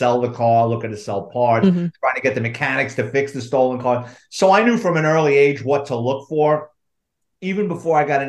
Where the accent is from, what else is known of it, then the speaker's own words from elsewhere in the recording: New York City, New York, United States; I grew up in the Bronx